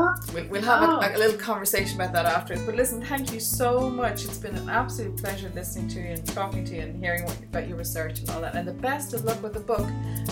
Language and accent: English; Ireland